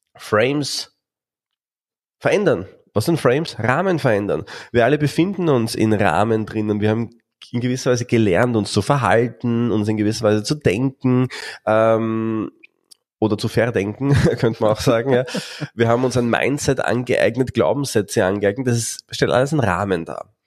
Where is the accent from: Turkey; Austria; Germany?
Austria; bei uns in Österreich